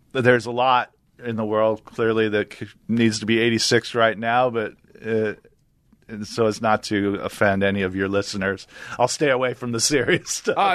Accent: New York, United States; but I'm a New Yorker.

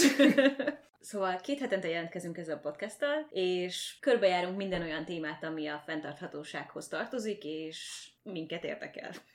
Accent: Székesfehérvár, Fejér, Hungary; moved away as an adult; now in Canada; Székesfehérvári vagyok

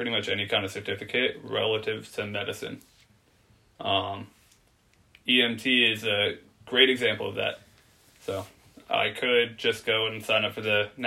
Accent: Oceanside, California, United States; born there; now in Virginia, United States; I, uh, I was born in Oceanside, California. I'm a Marine brat. My dad's Marine. We moved around a lot. And eventually I wound up in Virginia. Been here about 14 years.

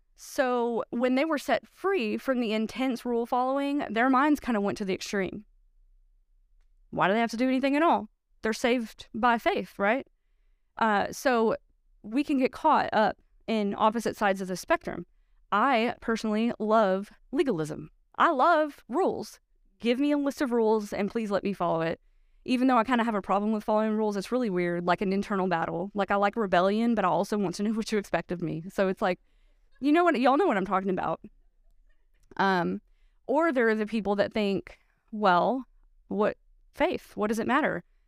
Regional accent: United States; We, as American Christians

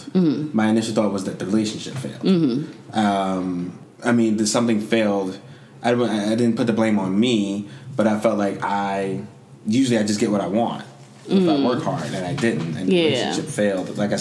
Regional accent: Jamaica; I'm Jamaican

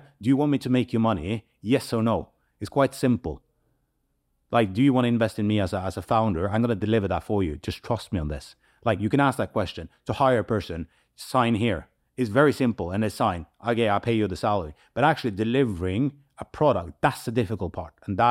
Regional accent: Manchester, North West England, United Kingdom; we are born and raised in Manchester. We are very proud about that, and we want to build a community, and we want to give back.

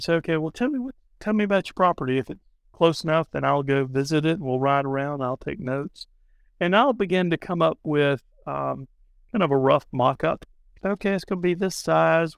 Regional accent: Charleston, South Carolina, United States; I'm from Charleston

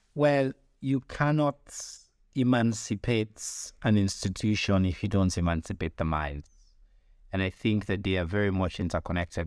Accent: Sierra Leone; I'm from Sierra Leone

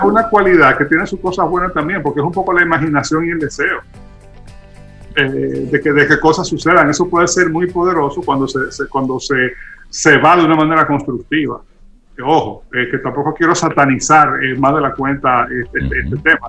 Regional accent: Dominican Republic; nosotros como sociedad dominicana

